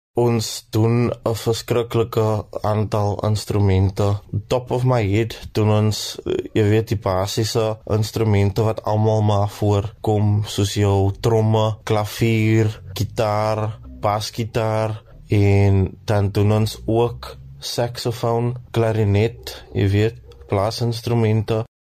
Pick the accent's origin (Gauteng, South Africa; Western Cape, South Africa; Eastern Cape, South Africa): Western Cape, South Africa; Cape Town; Ek is van Kraaifontein